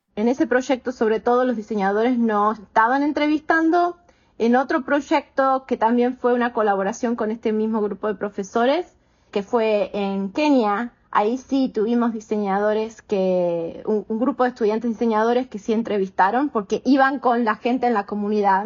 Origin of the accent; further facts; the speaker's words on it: Argentina; moved away as an adult; also born or lived in Connecticut, United States; now in Houston, United States; soy argentina americana, vivo hace 21 años en Estados Unidos y ahora estoy en Houston, en Texas